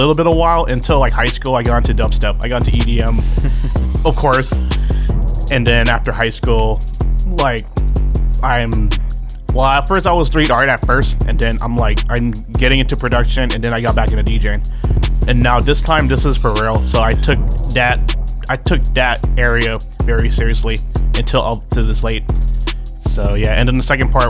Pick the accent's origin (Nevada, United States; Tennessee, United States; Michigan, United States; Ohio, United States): Nevada, United States; Henderson; I come from Vegas. I come from Henderson, you know, the cul-de-sac developmental spot. Vegas native